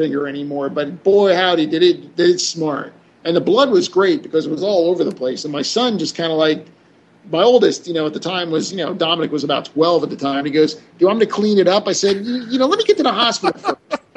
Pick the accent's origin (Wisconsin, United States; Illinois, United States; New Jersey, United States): New Jersey, United States; I'm from New Jersey.